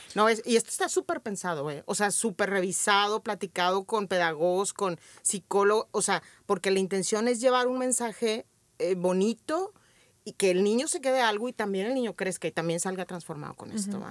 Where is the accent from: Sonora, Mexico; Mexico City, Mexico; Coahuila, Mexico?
Coahuila, Mexico; Torreón; Nací hace 46 años en Torreón, Coahuila